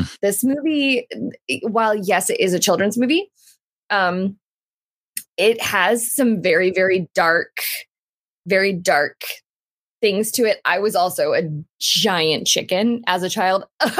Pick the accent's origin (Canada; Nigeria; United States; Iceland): Canada; So this is my costume. I'm from Canada.